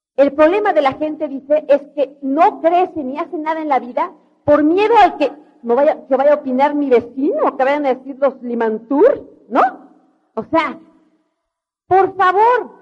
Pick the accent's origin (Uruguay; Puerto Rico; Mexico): Mexico; yo también soy mexicana, de veras